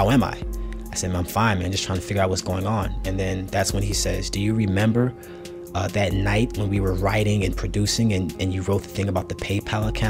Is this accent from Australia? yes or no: no; St. Louis, Missouri, United States; I was a kid born and raised in St. Louis, Missouri